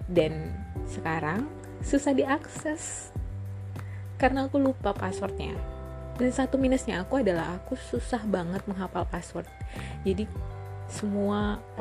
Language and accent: Indonesian; North Sumatra, Indonesia; now in Jakarta, Indonesia; aku ini adalah orang Batak yang mencari sesuap nasi ke kota Jakarta sama dengan uh, para perantau-perantau lainnya.